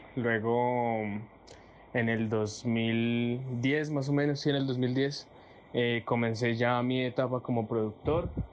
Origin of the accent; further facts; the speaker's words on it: Boyacá, Colombia; moved away as an adult; now in Pereira, Colombia; soy de Boyacá, estoy viviendo en Pereira hace más o menos ya como tres años